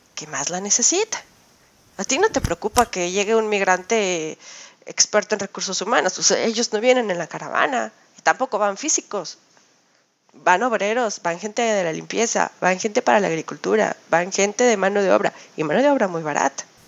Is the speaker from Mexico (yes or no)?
yes; Mexico; now in Switzerland; En México somos los mexicanos los que trabajamos en las áreas de limpieza